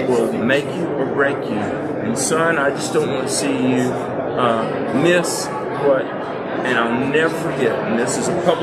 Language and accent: English; North Carolina, United States; I grew up in North Carolina.